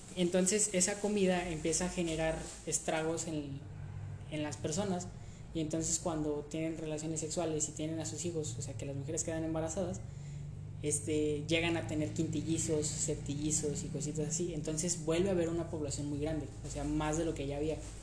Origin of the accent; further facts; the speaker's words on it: Mexico; aquí en México